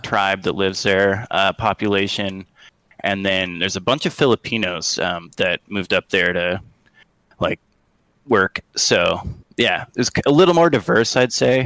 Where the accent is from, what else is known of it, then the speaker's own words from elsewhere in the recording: Sitka, Alaska, United States; I grew up in Sitka, Alaska